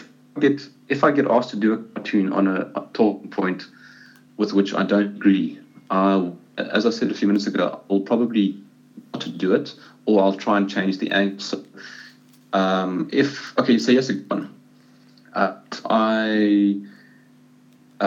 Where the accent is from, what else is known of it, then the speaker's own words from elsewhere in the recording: South Africa; as a South African